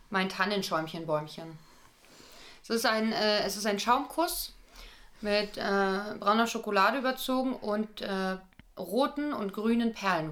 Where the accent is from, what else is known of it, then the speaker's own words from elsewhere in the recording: Berlin, Germany; Ich bin doch aus Berlin